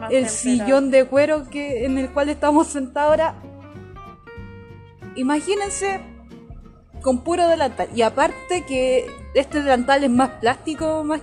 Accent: Chile; nosotras somos, aquí somos cuatro chilenos en total.

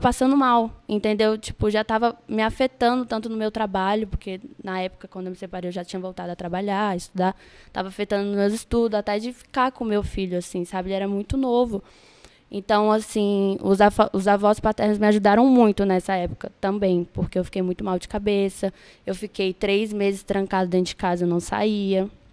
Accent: Brasília, Federal District, Brazil; moved away as an adult; now in Rio de Janeiro, Brazil; eu nasci em Brasília. É, minha família é de Pá de Minas

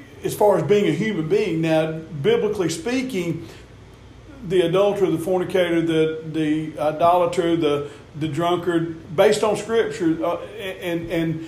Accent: the South, United States; we're from the South

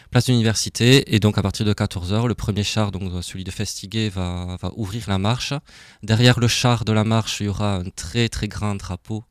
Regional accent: Toulouse, Occitania, France; accent: Toulouse; moved away as an adult; also born or lived in Alsace; now in Strasbourg, France; j'ai un petit accent de Toulouse

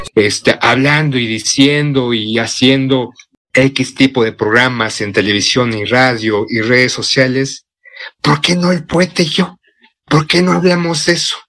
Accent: Mexico

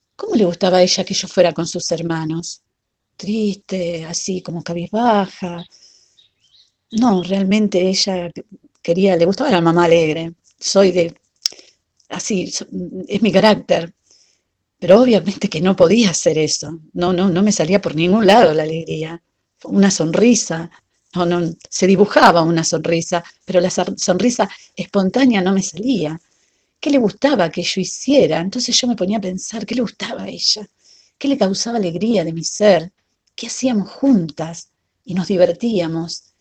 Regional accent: Rosario, Santa Fe, Argentina; mamá de Leonel, Noelia y Antonella, de la ciudad de Rosario, Argentina

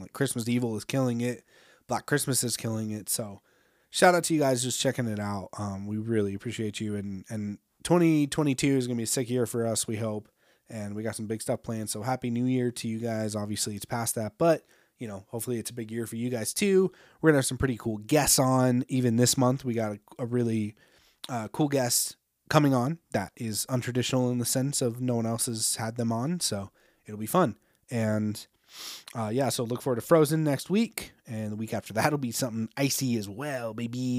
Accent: United States; as an American

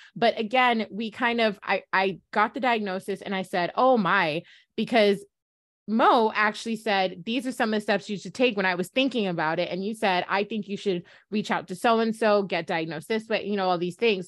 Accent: Jamaica; we're Jamaicans, just F Y I, we're from the Caribbean

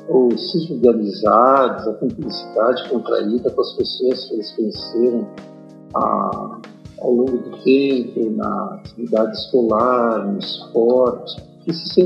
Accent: Caxias do Sul, Rio Grande do Sul, Brazil; moved away as an adult; tenho 66 anos e eu nasci em Galópolis e aqui morei até os meus 10 anos. Ausentei-me por cerca de 6, e estudando em um colégio interno, melhor falando, em seminário. Retornei aos 16

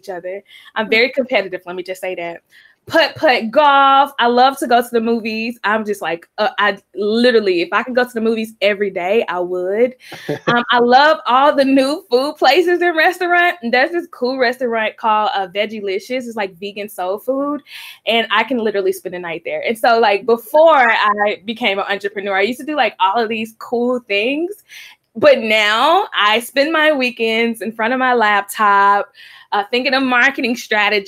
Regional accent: Memphis, Tennessee, United States; now in Nashville, United States; I am originally from Memphis, Tennessee, and I grew up in Memphis in a community called Orange Mound

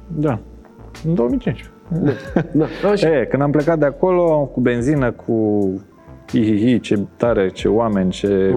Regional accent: Bucharest, Romania; România. București

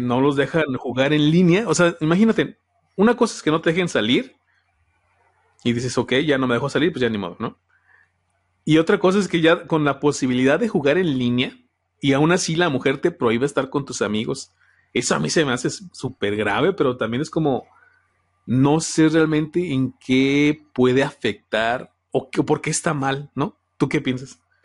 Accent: Celaya, Guanajuato, Mexico; yo soy aquí de Celaya, Guanajuato

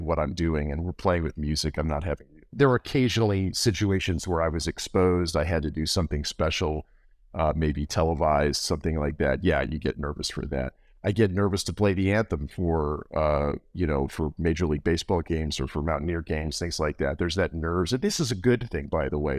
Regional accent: Morgantown, West Virginia, United States; born or raised there; also born or lived in Cleveland, Ohio

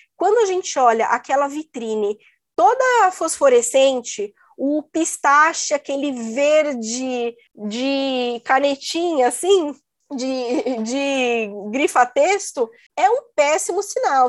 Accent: Brazil; moved away as an adult; also born or lived in Italy; eu saí do Brasil

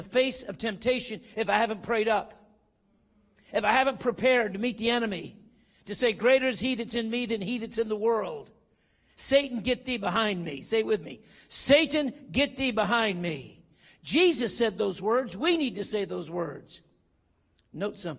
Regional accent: Eastern Kentucky, United States; moved away; also born or lived in Denver; I was raised in Eastern Kentucky

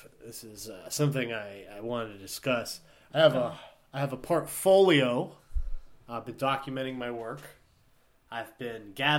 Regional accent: Youngstown, Ohio, United States; I'll be like, I'm from Youngstown, Ohio, and I came all the way here.

